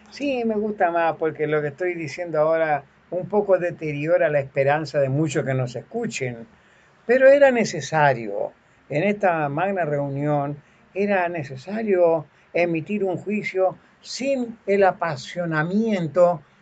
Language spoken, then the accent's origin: Spanish; Linares, Maule, Chile; yo nací en Linares.